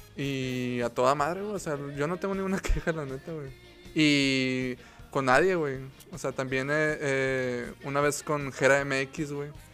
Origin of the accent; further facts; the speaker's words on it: Mexico; como mexicano